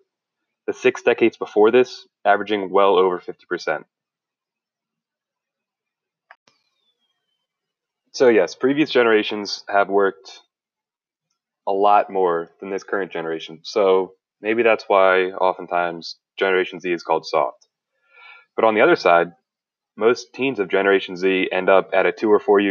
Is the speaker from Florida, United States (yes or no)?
no; New Jersey, United States; I'm from South Jersey